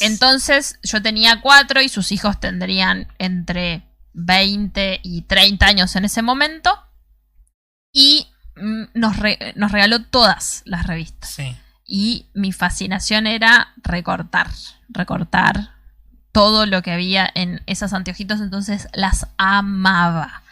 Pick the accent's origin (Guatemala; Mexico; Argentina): Argentina; somos los argentinos